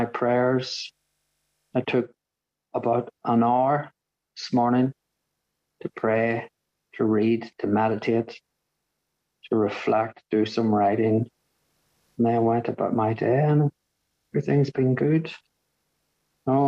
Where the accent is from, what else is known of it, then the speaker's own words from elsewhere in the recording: Northern Ireland, United Kingdom; now in Brighton, United Kingdom; I grew up in Northern Ireland